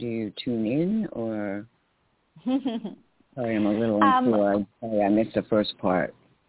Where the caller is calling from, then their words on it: New York, United States; And hi, Summer. This is … in New York.